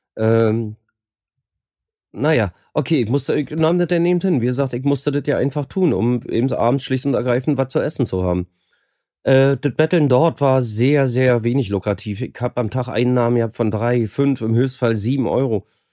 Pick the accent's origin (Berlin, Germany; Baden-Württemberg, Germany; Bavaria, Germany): Berlin, Germany; moved away as an adult; also born or lived in Rotenburg (Wümme) / Cologne / Sweden / Gran Canaria, Spain; bin eigentlich Berliner, hab, war aber 15 Jahre nicht in Berlin